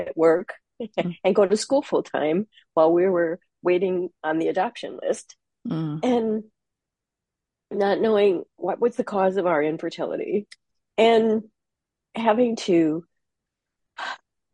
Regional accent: Minnesota, United States; now in Half Moon Bay, United States; I'm in Half Moon Bay, California now. I'm originally from Minnesota.

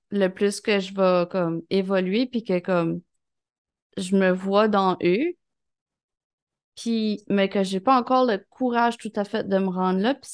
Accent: Sherbrooke, Quebec, Canada; Je viens de Sherbrooke.

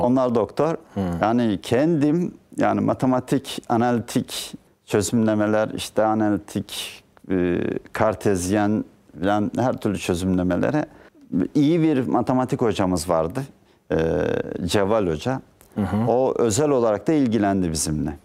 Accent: Ayvalık, Balıkesir, Turkey; moved away as an adult; also born or lived in Dursunbey, Balıkesir / İzmir / Ankara / United Kingdom; Ben 1960 e, 15 Haziran 1960'te Balıkesir'in Dursunbey ilçesinde doğdum.

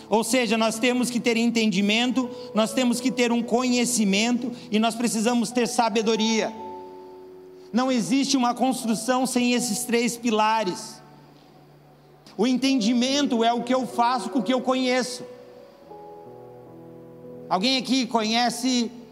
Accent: Paraná, Brazil; Quando a gente veio para cá, a gente é do Paraná. E lá no Paraná tem um nome sofisticado e um nome bem ruim para uma coisa que é boa, que é grostoli.

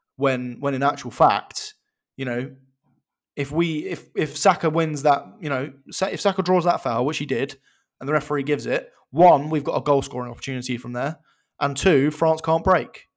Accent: England, United Kingdom; As an Englishman

